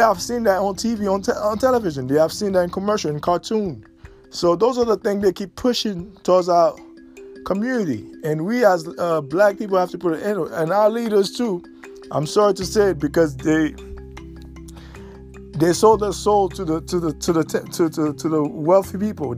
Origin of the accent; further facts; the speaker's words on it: United States; we as colored people in America